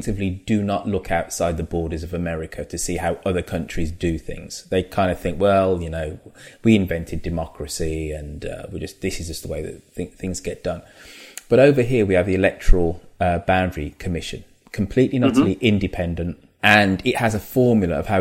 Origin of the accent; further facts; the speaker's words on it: United Kingdom; As a Brit and as a black British person